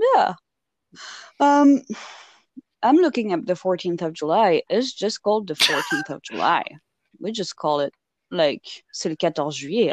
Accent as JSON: {"language": "English", "region": "Wallonia", "country": "Belgium", "tie": "born or raised there", "also_born_or_lived": "France / United States", "first_language": "French", "second_language": "English", "moved": "yes", "said": "i grew up being belgian"}